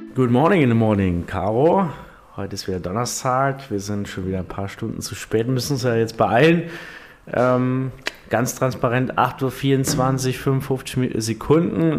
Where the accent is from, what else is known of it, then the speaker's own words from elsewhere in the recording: Saarland, Germany; bei uns im Saarland